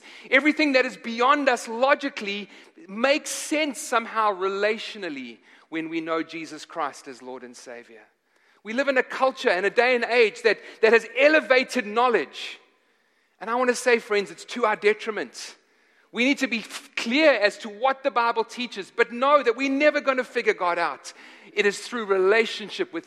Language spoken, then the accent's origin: English; South Africa; moved away; I'm from Africa. I'm from South Africa